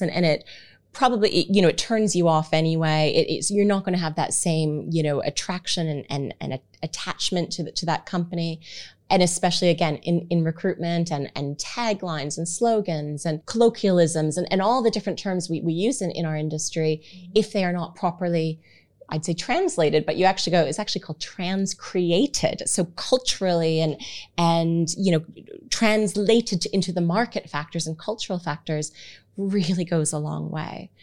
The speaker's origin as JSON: {"language": "English", "country": "Canada", "moved": "yes", "said": "I have Canadian terminology"}